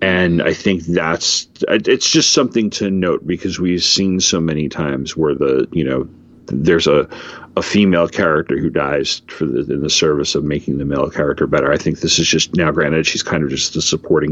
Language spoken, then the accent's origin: English; United States; as an American who believes firmly in the Bill of Rights